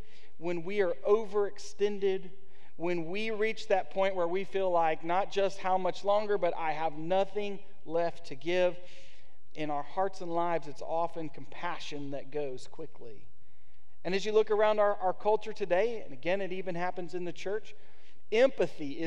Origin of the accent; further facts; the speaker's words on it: United States; as an American